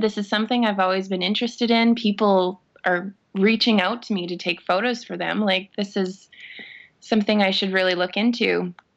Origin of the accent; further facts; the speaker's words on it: Saskatoon, Saskatchewan, Canada; I'm born and raised in Saskatoon.